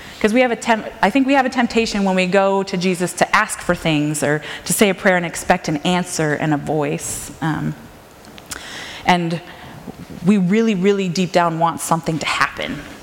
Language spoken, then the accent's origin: English; Minnesota, United States; also born or lived in Calgary, Alberta, Canada; now in Washington, United States; I grew up in Minnesota, and I've gradually made this trek like up and over to this area